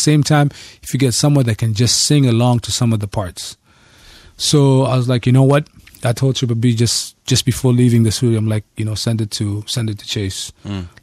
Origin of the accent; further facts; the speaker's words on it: Muscat, Oman; In Muscat? Yeah, Muscat.